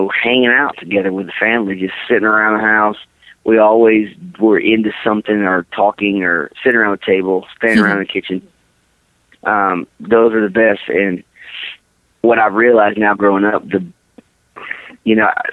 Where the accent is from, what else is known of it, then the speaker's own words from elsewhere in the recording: Riverdale, Georgia, United States; I was born up in Riverdale, Georgia